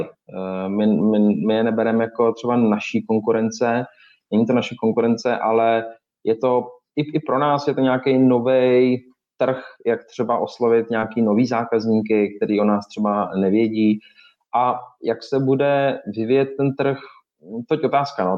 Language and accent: Czech; Czechia; samozřejmě jsme Češi